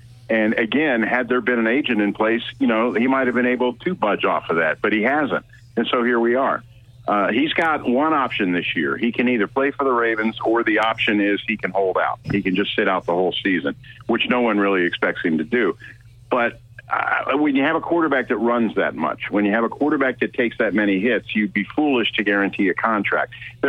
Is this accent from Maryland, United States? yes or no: no; Virginia, United States; You know, I'm from Virginia. And I would always say that, you know, well, I'm from Virginia.